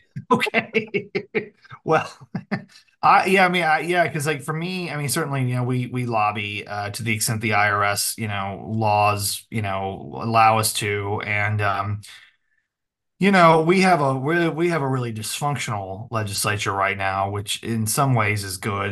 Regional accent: the Ozarks, United States; I'm a hick from the Ozarks

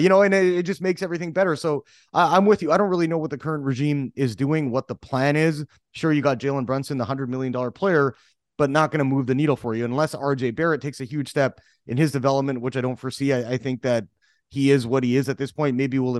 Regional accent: Canada; And this is where I come from as a Canadian, which kind of pisses me off, right?

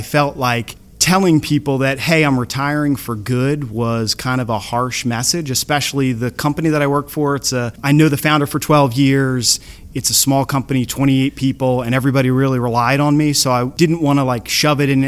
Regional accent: Surf City, New Jersey, United States; I'm from Surf City, New Jersey

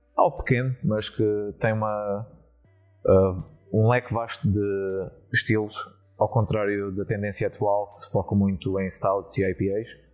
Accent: Setúbal, Portugal; moved away as an adult; now in Netherlands; da, da minha terra uh, eh, setubalense

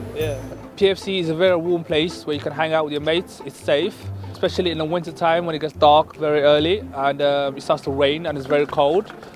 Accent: the South, United States; I'm a Southerner

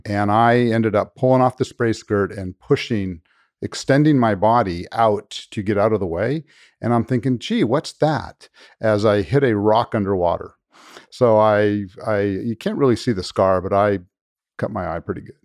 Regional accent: Los Angeles, California, United States; moved away as an adult; now in Kentucky, United States; I'm actually born and raised in Los Angeles

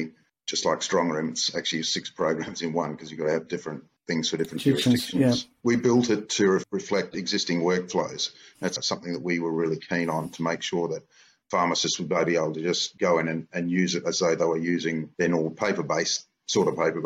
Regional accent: Perth, Western Australia, Australia; I am a pharmacist from Perth, lived here all my life

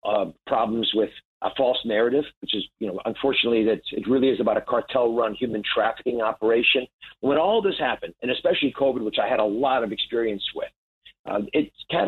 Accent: Kennett Square, Pennsylvania, United States; now in New Jersey, United States; I'm from Pennsylvania originally. Grew up just south of Philadelphia in a place called Kennett Square, about 10 miles south of there. And Kennett Square is the mushroom capital of the world.

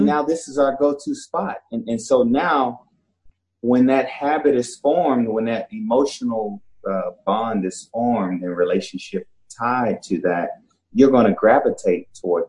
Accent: Dallas, Texas, United States; Dallas. Yeah.

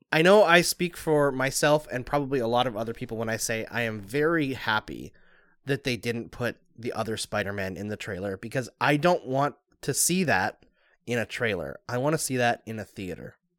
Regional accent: Canada; I'm Canadian too

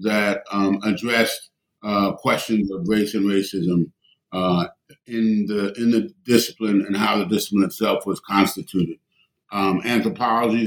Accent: New York City, New York, United States; I grew up in New York City

